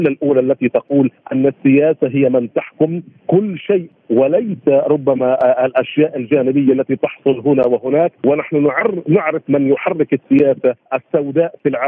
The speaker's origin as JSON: {"language": "Arabic", "country": "Palestine", "also_born_or_lived": "Ramallah", "said": "دعنا نلوم أنفسنا نحن أيضا كفلسطينيين"}